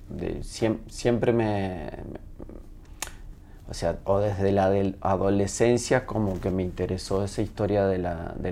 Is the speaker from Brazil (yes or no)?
no; Spain; moved away; Yo me tuve que ir de España por, eh, porque incendiaron mi pueblo.